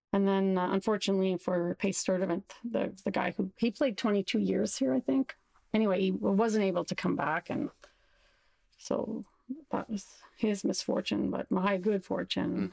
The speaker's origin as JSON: {"language": "English", "region": "Saskatchewan", "country": "Canada", "tie": "born or raised there", "also_born_or_lived": "Montreal", "moved": "as an adult", "said": "I did my undergrad in my hometown in Saskatchewan"}